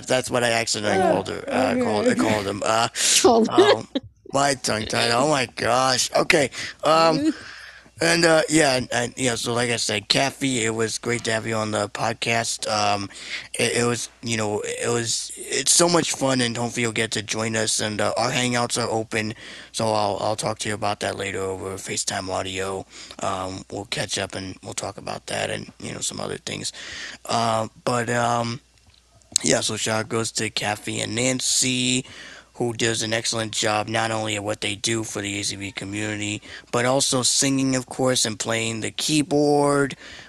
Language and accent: English; Puerto Rico; We were both born and raised in Puerto Rico. Well, I'm Puerto Rico.